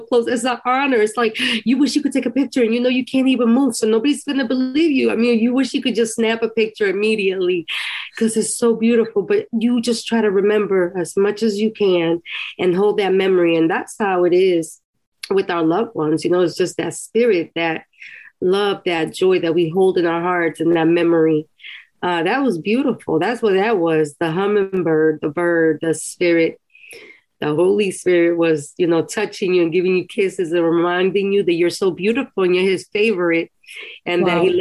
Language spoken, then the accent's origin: English; Costa Rica; moved away; When I was a little girl, I grew up in Costa Rica